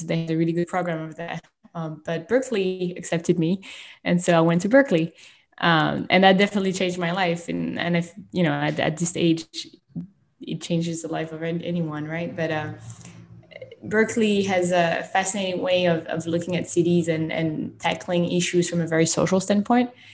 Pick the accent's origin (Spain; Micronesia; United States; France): France; moved away; I was born and raised in France